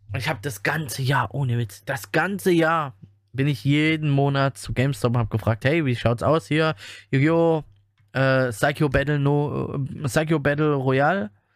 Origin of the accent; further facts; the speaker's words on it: Germany; bei uns in Deutschland